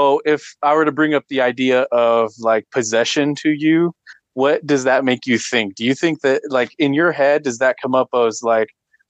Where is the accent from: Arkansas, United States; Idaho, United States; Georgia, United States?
Idaho, United States; my hometown is like 2 hours north of Salt Lake City, Utah.